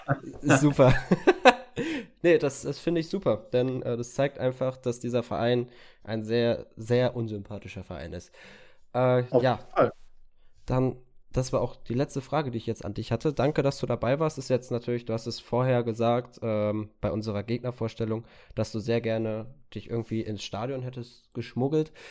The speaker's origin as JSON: {"language": "German", "town": "Bochum", "region": "North Rhine-Westphalia", "country": "Germany", "said": "gerade als {S1} Bochumer. {S0} Ja. Äh, da ist, wird Pessimismus direkt äh, mit ins Blut gespritzt bei der Geburt, äh, bei den Bochumer und Bochumerinnen."}